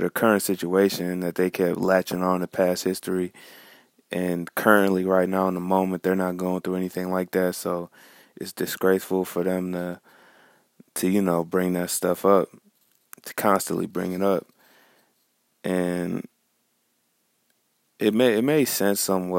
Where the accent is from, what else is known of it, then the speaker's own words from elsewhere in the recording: Farmington Hills, Michigan, United States; I'm from Farmington Hills, Michigan